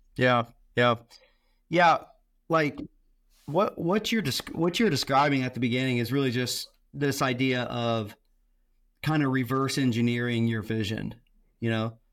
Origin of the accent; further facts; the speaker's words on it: Tampa, Florida, United States; I grew up in Tampa, Florida